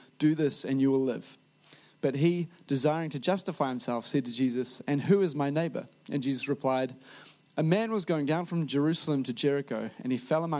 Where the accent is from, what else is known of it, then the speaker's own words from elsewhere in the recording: New Zealand; a Kiwi who has delved into preaching before